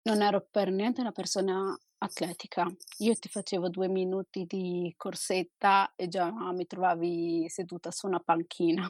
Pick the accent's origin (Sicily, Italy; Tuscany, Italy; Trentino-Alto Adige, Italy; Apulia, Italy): Trentino-Alto Adige, Italy; Trento; io sono del Trentino, a Trento